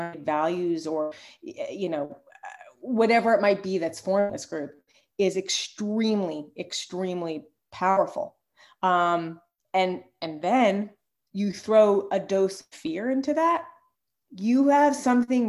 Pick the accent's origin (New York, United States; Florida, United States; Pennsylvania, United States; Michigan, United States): New York, United States; now in Philadelphia, United States; I'm from New York. And when I first moved to Philly